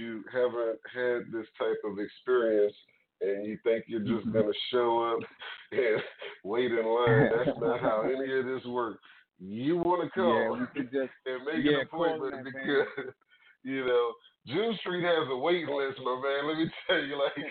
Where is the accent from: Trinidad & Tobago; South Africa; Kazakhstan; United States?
Trinidad & Tobago; I'm from Trinidad